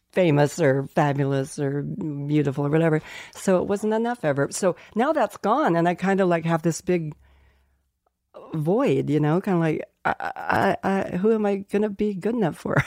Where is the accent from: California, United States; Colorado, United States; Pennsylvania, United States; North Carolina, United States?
Colorado, United States; Colorado Springs; moved away; we grew up in Colorado Springs, Colorado